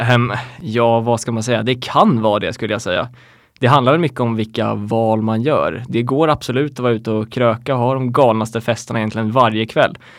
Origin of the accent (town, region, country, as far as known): Sweden; moved away as an adult; also born or lived in United States